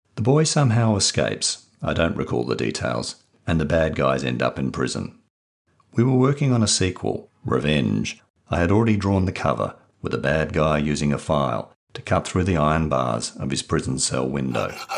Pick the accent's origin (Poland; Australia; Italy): Australia; Perth, Western Australia; I grew up in Perth, Western Australia